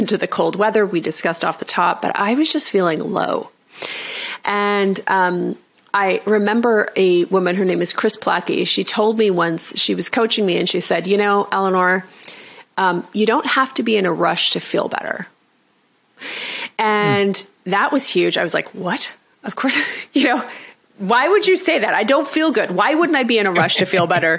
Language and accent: English; Canada; I'm Canadian